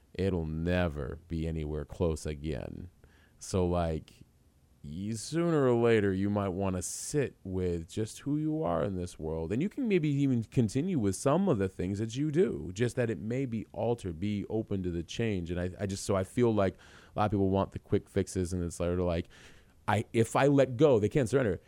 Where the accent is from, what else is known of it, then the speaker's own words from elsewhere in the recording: Tucson, Arizona, United States; also born or lived in New York; I actually spent, uh, high school and college years in Tucson, originally